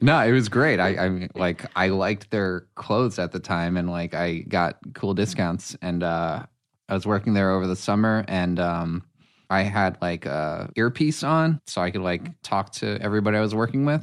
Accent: New York, United States; also born or lived in Brooklyn / Connecticut; now in Los Angeles, United States; I grew up in New York, then moved to Connecticut, went to college for acting, and moved out to L A on my own

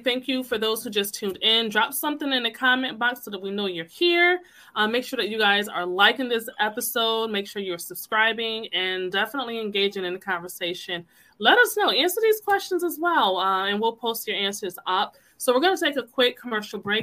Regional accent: Connecticut, United States; I'm from Connecticut, born and raised.

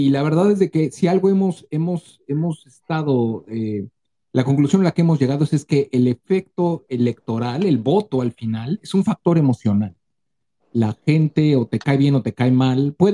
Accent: Mexico; no somos analistas políticos, no somos reporteros, solamente somos mexicanos que estamos preocupados por el devenir de nuestro país.

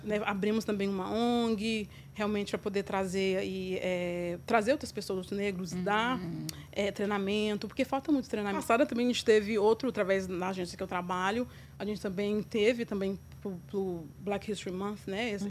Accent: Formiga, Minas Gerais, Brazil; also born or lived in São Paulo, Brazil; now in New York, United States; Nasci do interior de Minas, na cidade de Formiga. E, na verdade, eu, eu, morei entre Minas e São Paulo, então eu me considero tão quanto formiguense ou mineira, como também paulista

